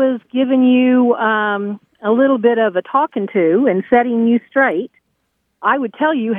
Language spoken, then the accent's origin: English; Oklahoma, United States; also born or lived in Central Texas Hill Country; now in Texas, United States; I grew up in Oklahoma, and I'm now a voluntary Texan